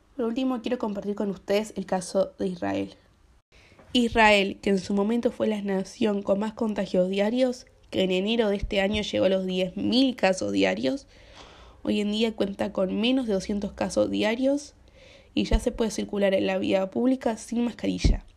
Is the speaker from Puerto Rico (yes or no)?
no; Uruguay; las vacunas del COVID que hay en mi país, Uruguay